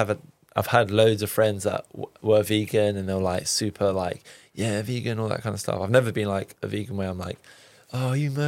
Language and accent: English; Cyprus; I'm like Turkish Cypriot, I'm from Cyprus, so like barbecues, all that kind of good stuff.